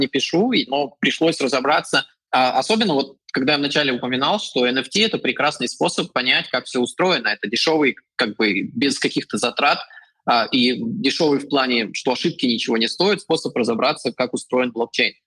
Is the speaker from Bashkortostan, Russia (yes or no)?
yes; Ufa, Bashkortostan, Russia; moved away as an adult; also born or lived in Novosibirsk, Russia / China / New Zealand / Chile; now in Poland; я жил в России, там я а, родился и вырос, и потом я учился в Новосибирске